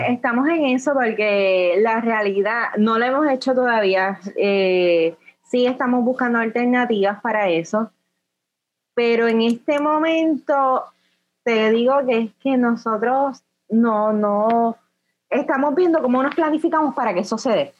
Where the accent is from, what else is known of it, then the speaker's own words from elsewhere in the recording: Puerto Rico; lo que nosotros somos como puertorriqueños